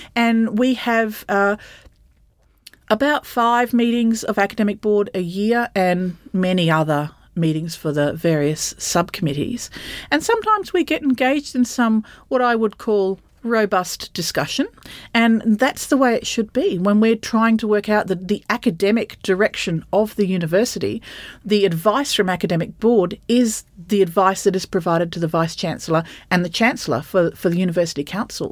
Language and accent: English; Bundaberg, Queensland, Australia; I grew up in Bundaberg